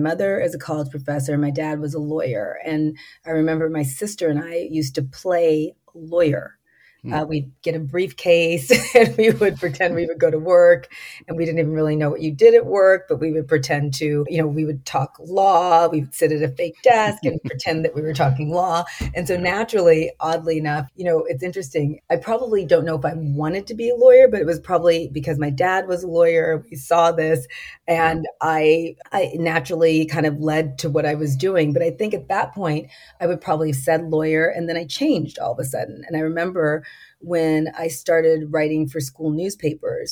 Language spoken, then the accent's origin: English; Los Angeles, California, United States; I'm a native of Southern California. I was born in Los Angeles